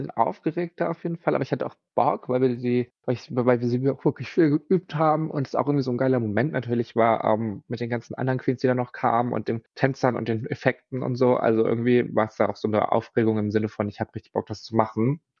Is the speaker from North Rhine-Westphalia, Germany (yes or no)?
no; Berlin, Germany; ich bin ja aus Berlin, also da muss man ja ähm, Club tanzen können.